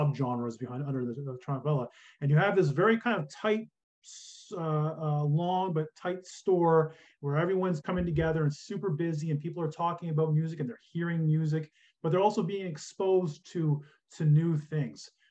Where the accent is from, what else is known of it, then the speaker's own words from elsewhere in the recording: Kingston, Ontario, Canada; I grew up in Kingston, Ontario